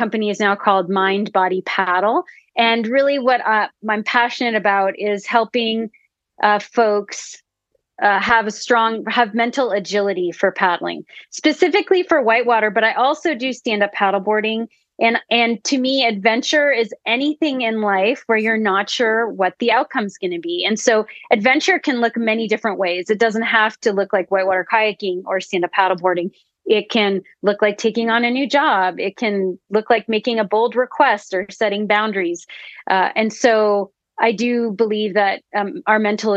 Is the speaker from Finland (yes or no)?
no; Canada; I'm originally from Canada. I grew up in between Ottawa and Montreal